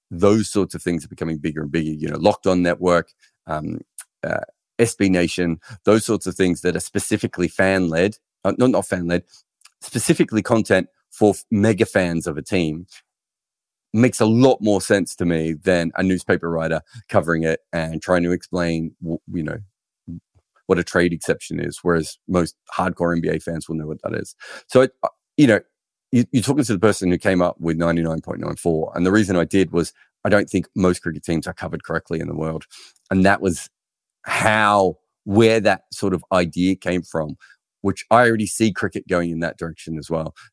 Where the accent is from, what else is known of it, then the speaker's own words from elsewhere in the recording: United Kingdom; As a Brit, it's just unfathomable to me that a newspaper wouldn't have a fully integrated sports desk